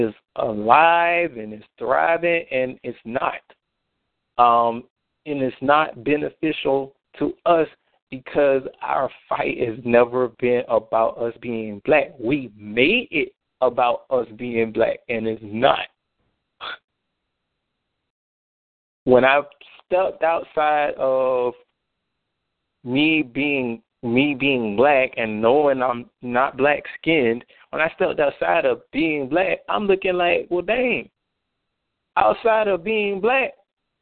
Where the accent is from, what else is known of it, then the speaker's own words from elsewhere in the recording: United States; as American blacks